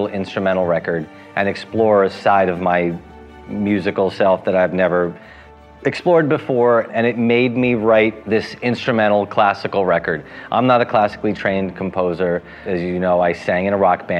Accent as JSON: {"language": "English", "region": "New Jersey", "country": "United States", "tie": "born or raised there", "also_born_or_lived": "India", "said": "I grew up in Jersey after India"}